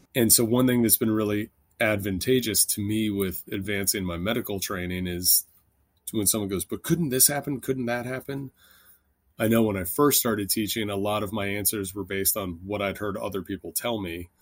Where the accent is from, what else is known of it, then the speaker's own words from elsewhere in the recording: Washington, District of Columbia, United States; moved away as an adult; also born or lived in Los Angeles / Philadelphia / Haiti / Kentucky; I grew up in Washington, D C, and then moved